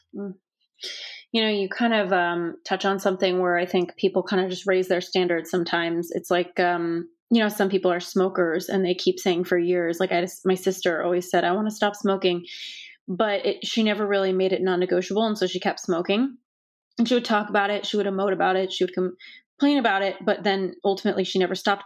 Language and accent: English; Los Angeles, California, United States; growing up in Los Angeles, fully, you know, par-, parents who were born here